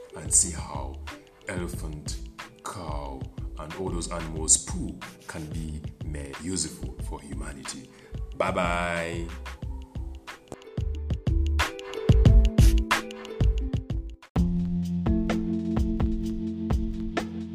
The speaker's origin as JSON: {"language": "English", "country": "Uganda", "said": "I come from Africa, I come from Uganda"}